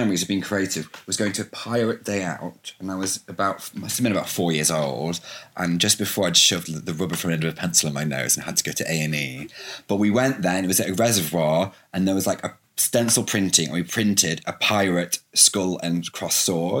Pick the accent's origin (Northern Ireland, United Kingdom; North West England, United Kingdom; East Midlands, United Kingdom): East Midlands, United Kingdom; Derbyshire; moved away as an adult; also born or lived in London; I was straight from Derbyshire, from like working in bars